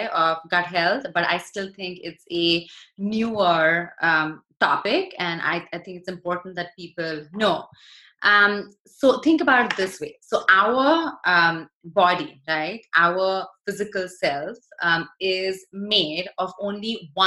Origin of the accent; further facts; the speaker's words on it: India; moved away; I was born in India